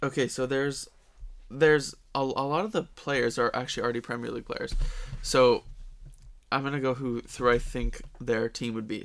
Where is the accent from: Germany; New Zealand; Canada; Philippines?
Canada; we're Canadian